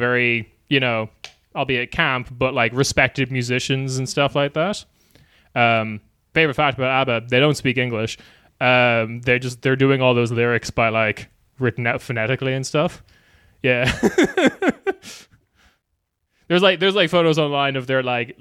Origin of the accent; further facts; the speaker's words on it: Limerick, Munster, Ireland; the street I grew up on in Limerick